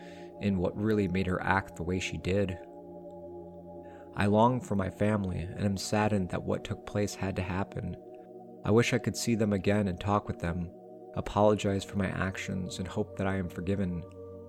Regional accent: near Pinckneyville, Illinois, United States; I was sent to Pinckneyville Correctional Center, which is very close to my hometown

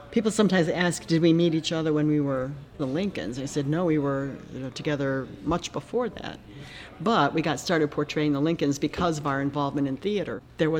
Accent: Aurora, Illinois, United States; also born or lived in Elmhurst, Illinois; My folks live out in Aurora, Illinois. That's where I was, well, I was born in Elmhurst, but they moved out. The only house I ever knew was out in Aurora. Graduated from Batavia High School.

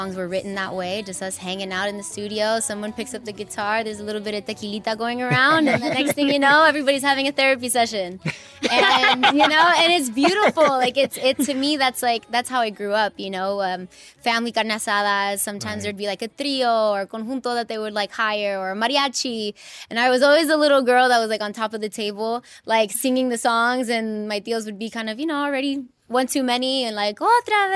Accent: Inglewood, California, United States; I'm 100% proud to be born and raised in Inglewood and to be from California, but I'm also really proud of my Mexican roots.

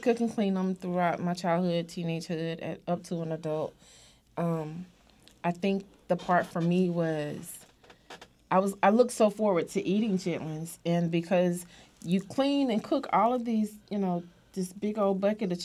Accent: Durham, North Carolina, United States; I grew up in Durham, North Carolina, and I grew up on the farm

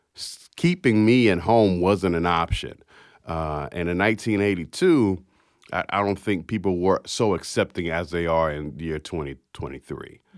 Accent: Jacksonville, Florida, United States; I was born to an, uh, sixteen-year-old mother that flew from Philadelphia, Pennsylvania to Jacksonville, Florida to have me

